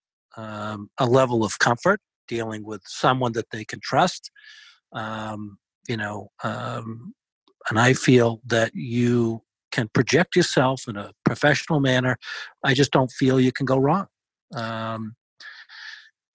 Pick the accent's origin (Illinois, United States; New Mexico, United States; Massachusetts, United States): Massachusetts, United States; Boston; accent: Boston; my fabulous Boston accent